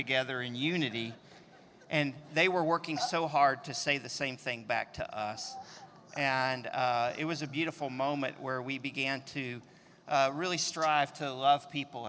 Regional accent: Texas, United States; we're all from Texas

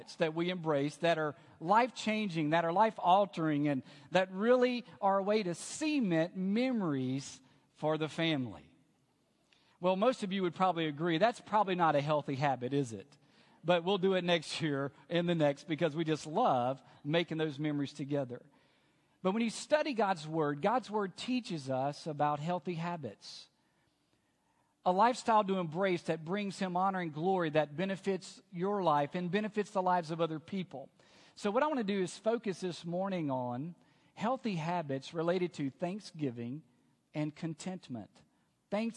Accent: Alexandria, Louisiana, United States; moved away; the great state of Louisiana, where I grew up. And I grew up in Alexandria

